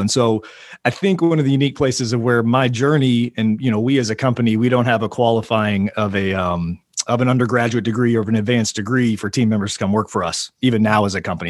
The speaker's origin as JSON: {"language": "English", "town": "Oklahoma City", "region": "Oklahoma", "country": "United States", "tie": "born or raised there", "also_born_or_lived": "Tulsa, Oklahoma", "said": "moving me back to Oklahoma City, which is where I grew up, my hometown, and where I currently am"}